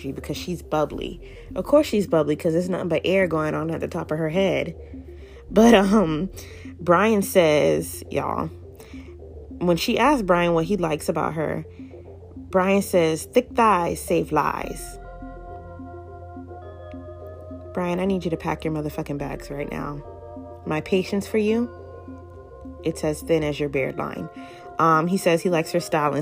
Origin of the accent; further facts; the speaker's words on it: the South, United States; I'm from the South